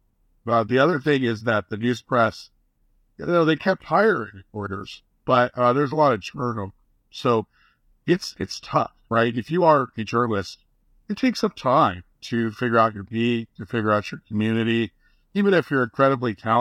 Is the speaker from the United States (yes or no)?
yes; Goleta, California, United States; I grew up in Goleta, right next to Isla Vista.